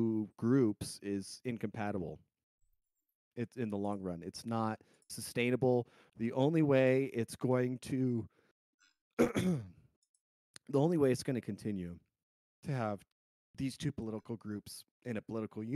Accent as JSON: {"language": "English", "region": "Colorado", "country": "United States", "tie": "born or raised there", "said": "Growing up in Colorado"}